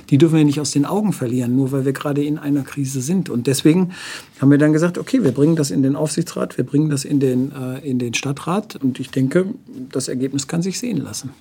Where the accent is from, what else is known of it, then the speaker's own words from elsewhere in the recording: Wuppertal, North Rhine-Westphalia, Germany; now in Nuremberg, Germany; ich komme ja aus Wuppertal